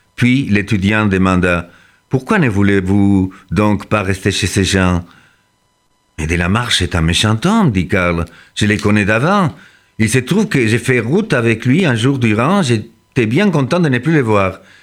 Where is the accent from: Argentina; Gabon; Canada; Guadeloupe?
Argentina; now in France; je suis né en Argentine